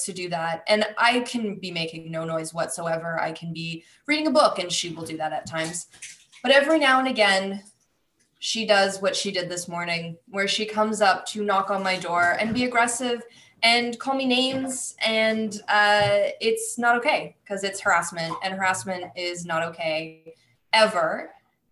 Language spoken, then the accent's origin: English; Canada; I am Canadian